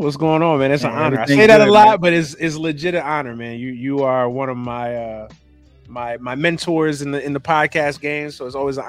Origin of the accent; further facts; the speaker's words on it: Brooklyn, New York, United States; also born or lived in Florida; Spent some years in life in Florida as well, but my basically from birth to age 17, it's been New York City, man. It's been Brooklyn.